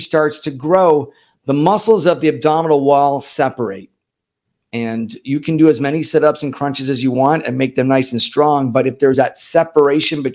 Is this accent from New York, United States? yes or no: yes; New York, United States; moved away as an adult; also born or lived in St. Louis, Missouri; now in Miami, United States; I'm originally from New York, but I've been here in Miami since 1996